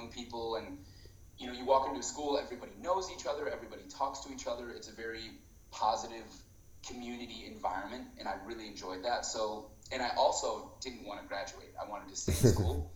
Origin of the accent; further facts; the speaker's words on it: Iowa, United States; moved away as an adult; now in Switzerland; I'm actually from Iowa